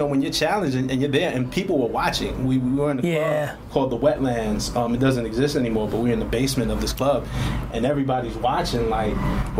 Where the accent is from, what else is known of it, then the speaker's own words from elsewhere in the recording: New York City, New York, United States; I'm from Flatbush, Brooklyn.